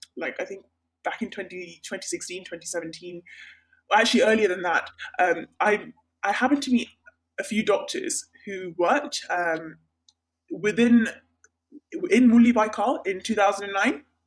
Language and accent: English; northeast Sri Lanka, Sri Lanka; moved away; So I'm from Sri Lanka. I'm from the northeast part of Sri Lanka